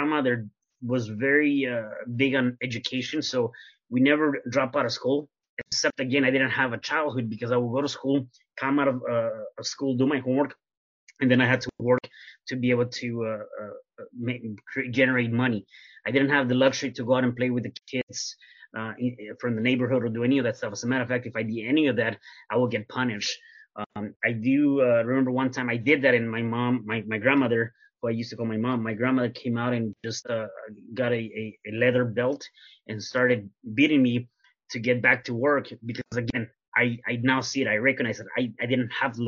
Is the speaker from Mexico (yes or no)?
yes; Mexico City, Mexico; now in Las Vegas, United States; I am originally from Mexico City, and I was actually born in Mexico City